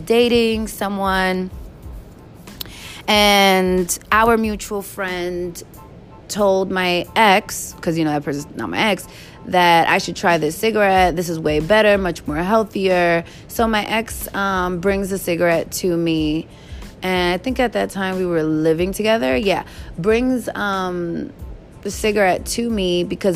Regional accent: New York, United States; also born or lived in Hampton; my parents paid for my ticket for me to come back to New York

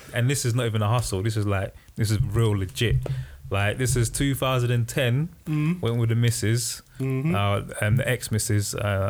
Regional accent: United Kingdom; I'm British, I got a British passport

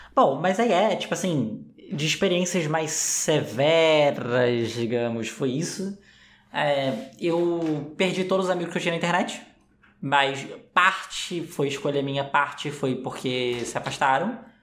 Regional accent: Rio de Janeiro, Brazil; eu sou carioca

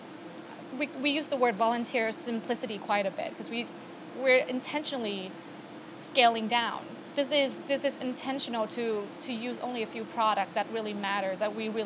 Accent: Bangkok, Thailand; moved away as an adult; now in New York, United States; I was originally from Thailand, born and raised. I moved here about almost 20 years ago

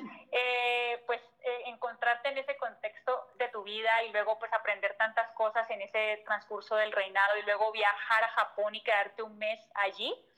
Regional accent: Colombia; moved away as an adult; now in Mexico; Yo siempre digo que soy colombiana de nacimiento, pero de corazón mexicano

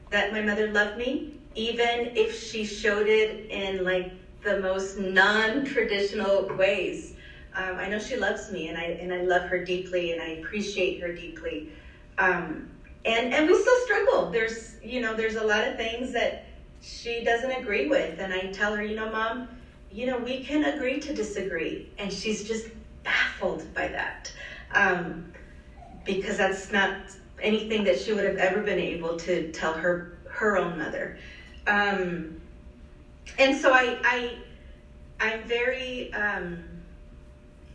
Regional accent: Los Angeles, California, United States; she migrated to Los Angeles, where I was born a few years later

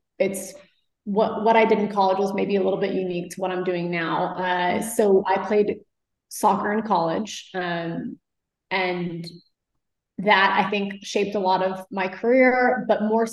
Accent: Flower Mound, Texas, United States; I grew up in Dallas, a suburb outside called Flower Mound

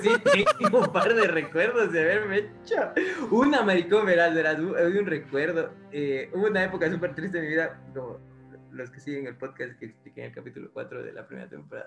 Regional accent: Ecuador; ecuatoriano que vio películas en el 8

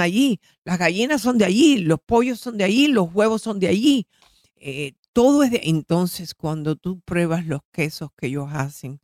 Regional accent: Florida, United States; soy de la Florida

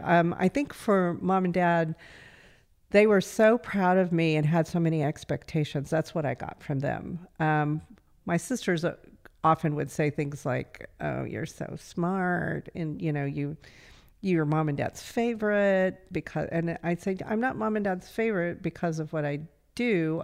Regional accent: Altamont, Kansas, United States; I grew up in Southeast Kansas

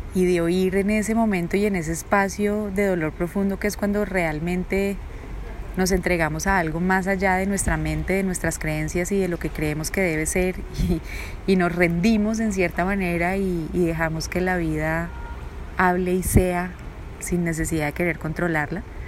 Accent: Bogotá, Colombia; also born or lived in Bucaramanga; nací en Bucaramanga, papás los dos bumangueses, muy chiquita me, fui a vivir a Bogotá porque trasladaron a mi papá desde el año y medio, entonces realmente soy bumanguesa pero muy muy arrolada, estudié todo mi colegio en Bogotá

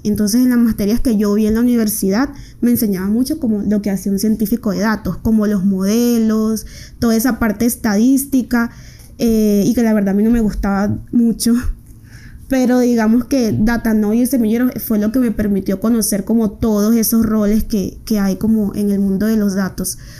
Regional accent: Riohacha, La Guajira, Colombia; moved away as an adult; now in Medellín, Colombia; soy una mujer proveniente de La Guajira, de Rihuacha. Eh, vine a estudiar a Medellín

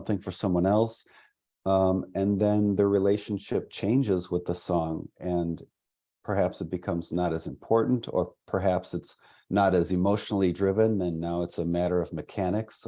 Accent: half hour north of Milwaukee, southeastern Wisconsin, United States; also born or lived in Franklin, Wisconsin; I'm kind of from southeastern Wisconsin, half hour north of Milwaukee. I grew up there

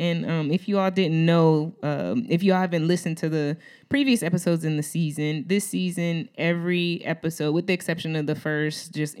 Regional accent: New Orleans, Louisiana, United States; because I'm from New Orleans.

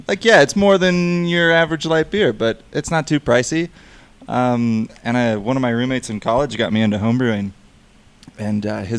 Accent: Iowa City, Iowa, United States; now in Colorado, United States; So I said I'm from Iowa City. I'm not a Hawkeye though. Okay. I just grew up there

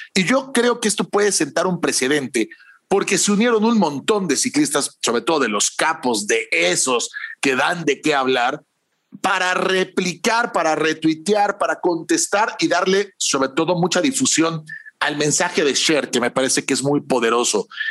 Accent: Mexico

